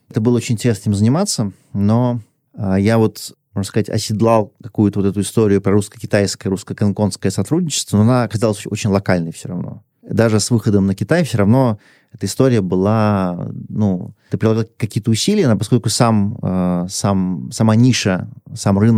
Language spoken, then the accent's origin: Russian; Russia; moved away as an adult; also born or lived in Hong Kong / China; Я вернулся в Россию уже